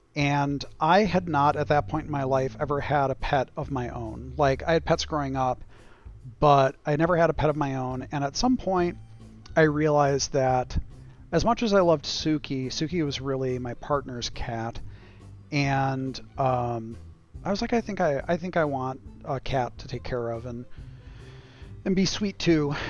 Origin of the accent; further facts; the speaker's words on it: United States; as an American living in America